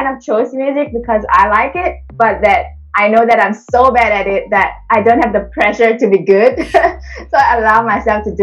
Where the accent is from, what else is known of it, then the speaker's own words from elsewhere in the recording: Singapore; accent: Singlish; English is a second language; moved away as an adult; also born or lived in Indonesia; now in Australia; I was born in Indonesia, and then when I was about 9, I moved to Singapore. That's where I grew up before I came to Australia. So I learned English when I was 9 years old